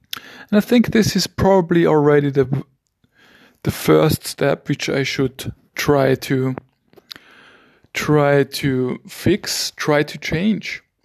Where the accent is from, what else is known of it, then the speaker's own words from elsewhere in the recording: Vienna, Austria; first language German; English is a second language; I'm from Vienna, Austria